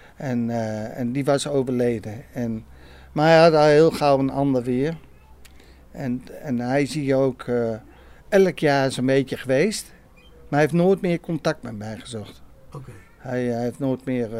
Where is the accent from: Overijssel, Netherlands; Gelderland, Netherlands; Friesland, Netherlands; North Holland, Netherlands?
Gelderland, Netherlands; Apeldoorn; Ik kom uit Apeldoorn, ja. ja. Ik ben geboren aan de Koning